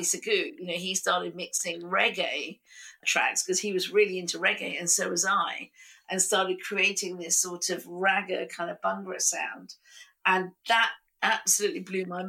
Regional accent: United Kingdom; being British and Indian

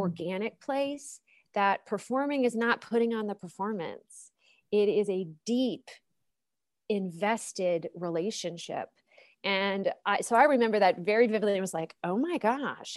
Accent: Bethel Park, Pennsylvania, United States; now in Oxford, United States; I grew up in the South Hills of Pittsburgh, Pennsylvania, in Bethel Park

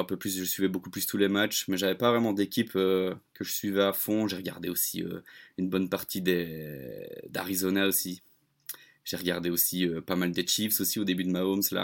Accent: Belgium; je suis belge, je suis le belge de l'équipe

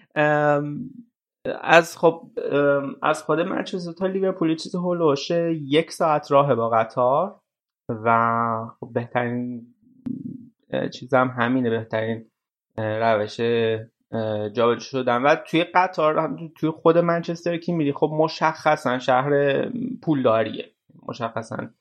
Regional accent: Iran; ما ایرانی هستیم

